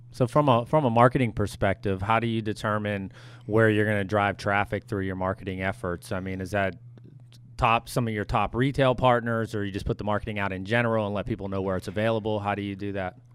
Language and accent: English; United States; as an American